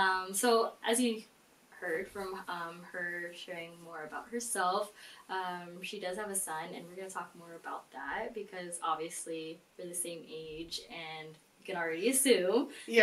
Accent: Philippines; And us being Filipino

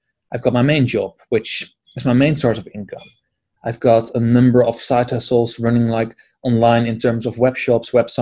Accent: Edinburgh, Scotland, United Kingdom; here in my hometown, Edinburgh

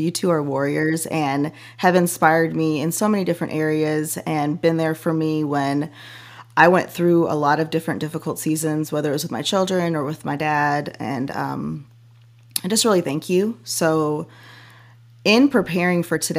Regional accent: Chicago suburbs, Illinois, United States; moved away; I was a suburb girl

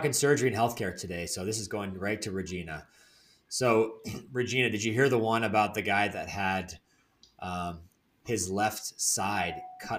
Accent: North Carolina, United States; I grew up in the South as well, North Carolina.

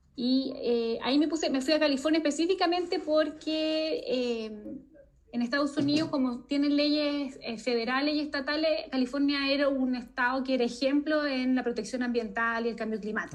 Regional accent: Chile; nosotros en Chile

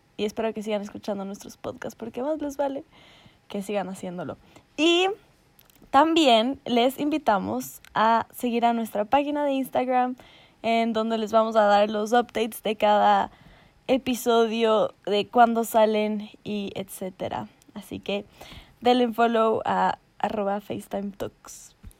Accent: Ecuador; yo soy una mamacita ecuatoriana

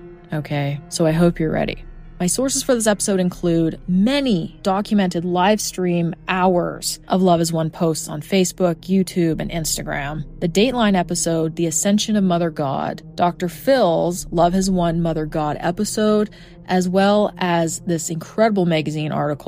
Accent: Edmonton, Alberta, Canada; I examined my hometown case of Mark Twitchell

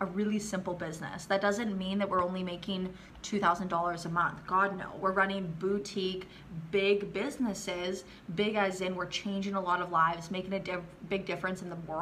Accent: Canada; moved away as an adult; now in Riviera Maya, Mexico; I'm from Canada, but I've been living in the Mayan Riviera running my businesses here for the last 4 or 5 years

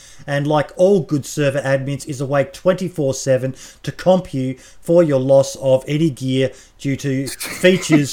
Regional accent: Australia; being an Australian.

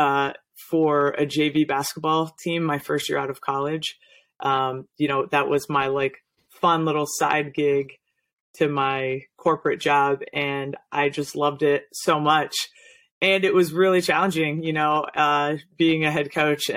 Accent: New England, United States; growing up in New England

